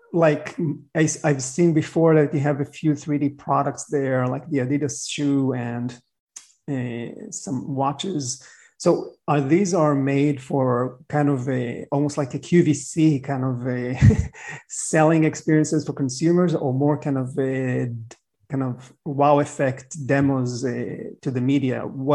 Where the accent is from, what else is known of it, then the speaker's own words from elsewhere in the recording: Miami, Florida, United States; My hometown. Yep.